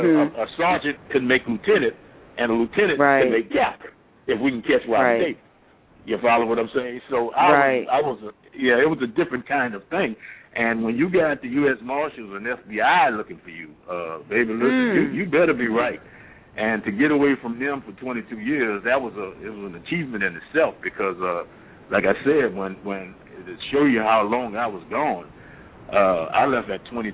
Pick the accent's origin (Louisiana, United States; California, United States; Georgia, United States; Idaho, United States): Louisiana, United States; New Orleans; moved away as an adult; I was born and raised in New Orleans